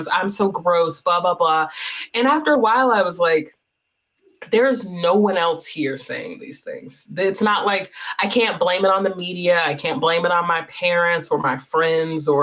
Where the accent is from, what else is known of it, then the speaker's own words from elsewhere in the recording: North Carolina, United States; I'm from North Carolina. So growing up in the American South